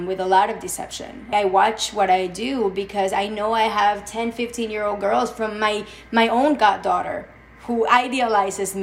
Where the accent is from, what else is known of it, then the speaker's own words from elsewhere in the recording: Mexico City, Mexico; moved away as an adult; now in New York City, United States; I grew up in Mexico